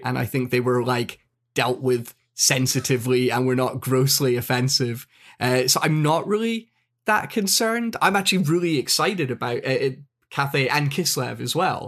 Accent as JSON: {"language": "English", "region": "Scotland", "country": "United Kingdom", "said": "I'm Scottish"}